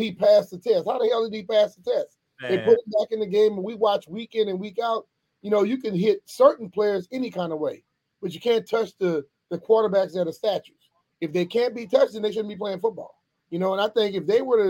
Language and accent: English; Louisiana, United States; moved away as an adult; also born or lived in Philadelphia / New York / East Coast; I'm originally from Louisiana, born and raised there, and then moved here in 1990